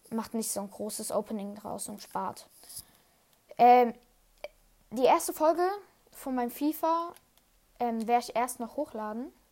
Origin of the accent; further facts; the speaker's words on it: Switzerland; Einfach in der Schweiz sagt man Goalie und ich bin Schweizer.